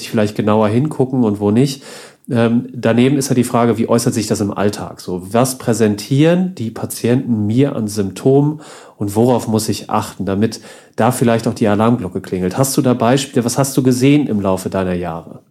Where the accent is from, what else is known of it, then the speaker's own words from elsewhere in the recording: Northern Germany, Germany; moved away; bei uns ja im Norden. Ich komme ja auch aus der Ecke, wo, bin ja irgendwann umgezogen